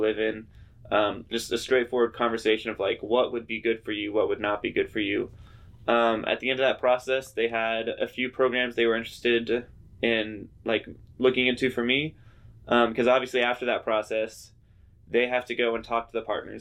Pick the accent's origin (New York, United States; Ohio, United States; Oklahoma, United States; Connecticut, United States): Oklahoma, United States; Wagoner; also born or lived in Philippines; I grew up in Wagner, Oklahoma